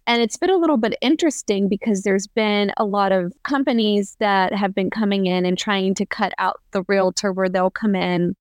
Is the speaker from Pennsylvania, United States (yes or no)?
yes; Pennsylvania, United States; moved away as an adult; now in Columbus, United States; I'm originally from Pennsylvania, and I moved to Columbus, Ohio after college